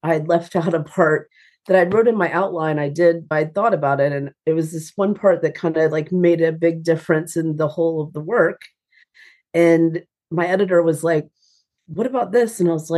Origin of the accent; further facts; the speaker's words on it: Atlanta, Georgia, United States; now in Nashville, United States; I'm from Atlanta, Georgia, and I have a Southern mother